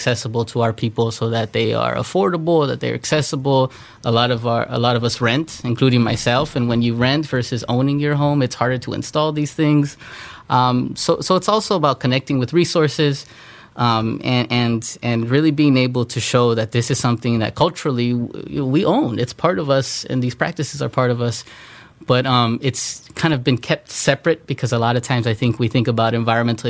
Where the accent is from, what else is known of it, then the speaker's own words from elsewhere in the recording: Los Angeles, California, United States; I grew up here on the East Side. A lot of imagery is familiar to myself and, you know, other Latinos, Latinas. I grew up in Southern California